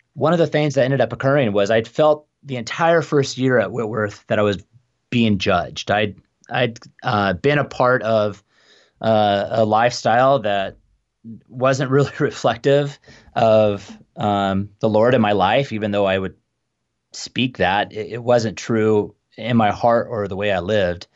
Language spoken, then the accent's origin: English; Phoenix, Arizona, United States; moved away as an adult; also born or lived in Tucson, Arizona; now in Spokane, United States; I grew up in Phoenix